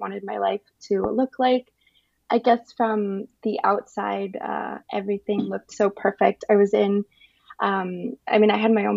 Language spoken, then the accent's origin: English; Las Vegas, Nevada, United States; moved away as an adult; also born or lived in Los Angeles; now in Germany; we're both from Vegas